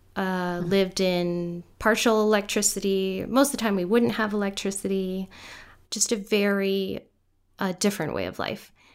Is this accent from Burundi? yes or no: no; Guyana; first language Guyanese Creole; now in United States; I grew up in Guyana, South America